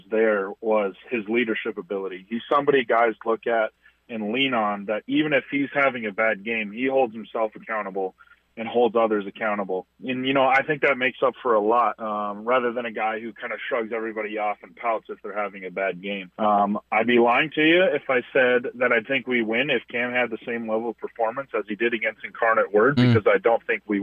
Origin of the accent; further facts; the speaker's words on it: Fargo, North Dakota, United States; I was born and raised in Fargo